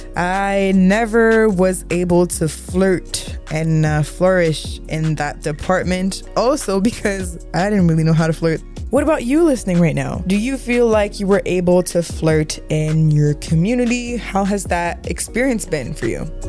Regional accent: Montreal, Quebec, Canada; accent: thick Quebec accent; I was born and raised in Montreal

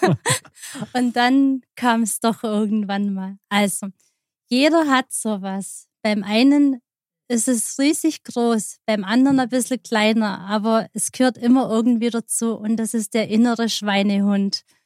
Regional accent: Aalen, Baden-Württemberg, Germany; moved away as an adult; now in Germering, Germany; kommen aus Aalen, in, in der Nähe von Aalen. Das mhm. ist auf der Schwäbischen Alb.

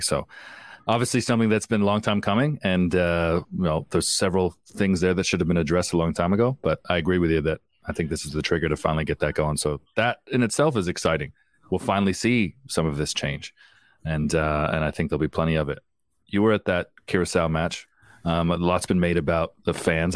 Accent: Canada; as a Canadian

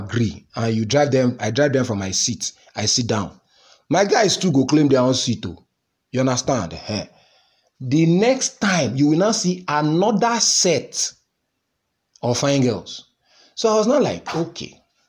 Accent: Nigeria; I'm Nigerian now, full-blooded Nigerian.

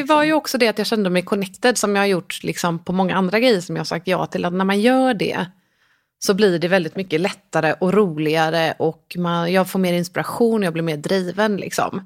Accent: Gothenburg, Västra Götaland, Sweden; jag är uppvuxen i Göteborg mm. i en liten närort som heter Pixbo

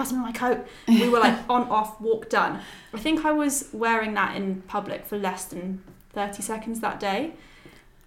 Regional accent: Brighton, South East England, United Kingdom; Growing up in Brighton

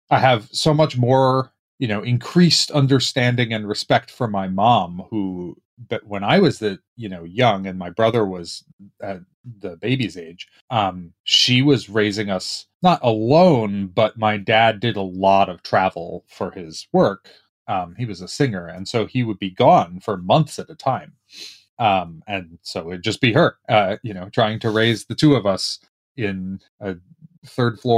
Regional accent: Dobbs Ferry, New York, United States; moved away as an adult; also born or lived in San Francisco / Brooklyn / Pittsburgh; now in Redmond, United States; And so we lived in Brooklyn for another three years, but I mostly don't remember that. And then we moved to Westchester, um, to Dobbs Ferry, which is one of the sort of Hudson River towns. Yeah. Um, and I that's basically where I grew up.

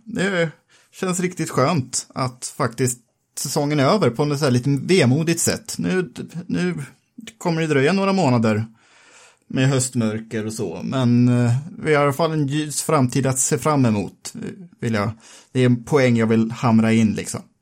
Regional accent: Sweden; vi som svenskar

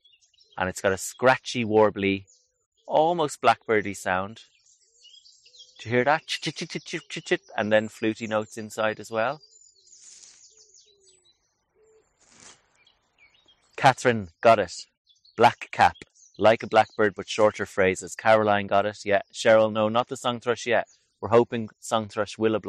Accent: Ireland; I'm from Ireland

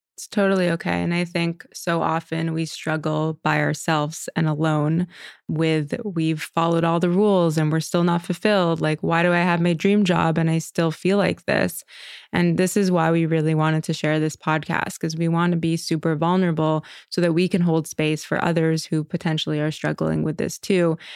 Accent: Montreal, Quebec, Canada; moved away as an adult; now in New York, United States; I am born and raised in Montreal. I moved to New York at about twenty-one years old, right after college.

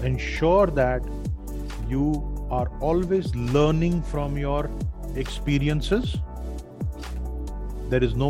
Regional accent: Dhanbad, Jharkhand, India; my hometown, Dhanbad

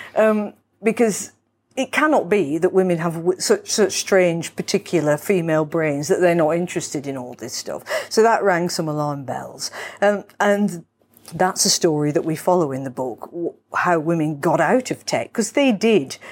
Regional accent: Manchester, North West England, United Kingdom; now in London, United Kingdom; I was born in Manchester

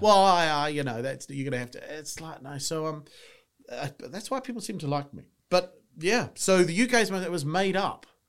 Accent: New Zealand; moved away as an adult; now in England, United Kingdom; I'm from New Zealand. You can tell by the accent

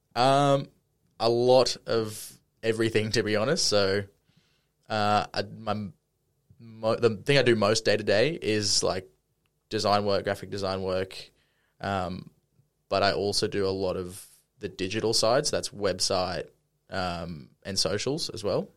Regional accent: Brisbane, Queensland, Australia; I'm born and raised in Brisbane.

